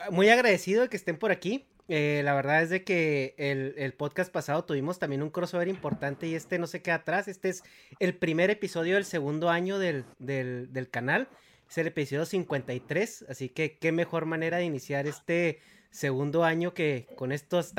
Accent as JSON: {"language": "Spanish", "country": "Mexico", "moved": "yes", "said": "todos somos católicos, somos mexicanos, güey."}